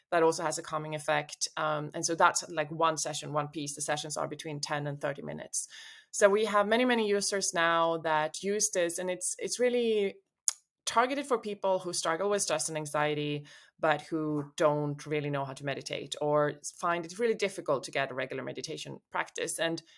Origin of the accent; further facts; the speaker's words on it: Sweden; English is a second language; I'm from Sweden originally. I've lived in 6 countries, speak 4 languages.